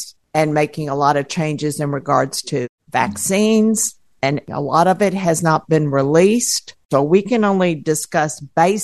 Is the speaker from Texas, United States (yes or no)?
yes; Houston, Texas, United States; I'm from Houston, Texas.